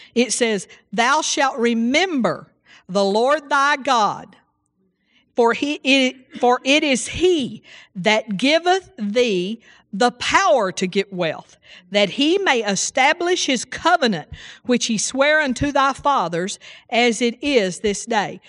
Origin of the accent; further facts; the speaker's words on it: Seagraves, Texas, United States; I grew up in Seagraves, Texas, and it's 2,500 people